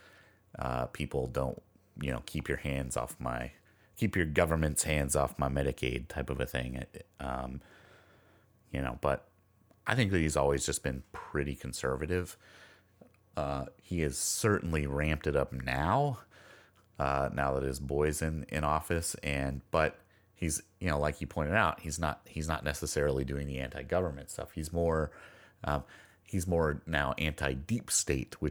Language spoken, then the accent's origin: English; Nevada, United States; I grew up in a town of 700 people in the middle of the Nevada desert.